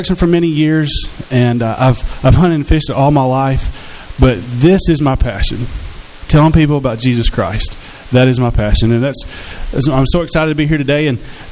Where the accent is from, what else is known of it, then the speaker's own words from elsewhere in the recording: Hot Springs, Arkansas, United States; I was born and raised here in Hot Springs